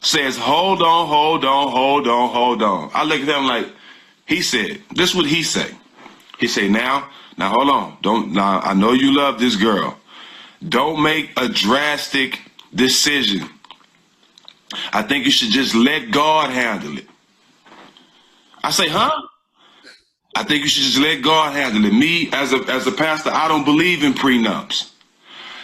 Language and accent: English; Port Arthur, Texas, United States